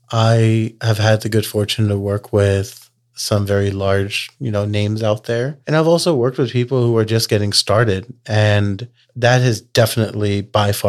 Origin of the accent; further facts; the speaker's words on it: Texas, United States; You know, we're from Texas, so I kind of joke that growing a community is kind of like Texas barbecue.